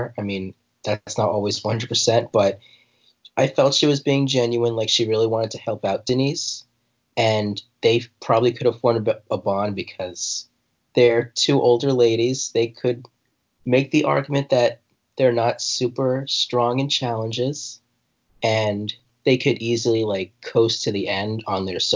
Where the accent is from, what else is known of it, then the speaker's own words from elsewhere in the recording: New Jersey, United States; I'm from Jersey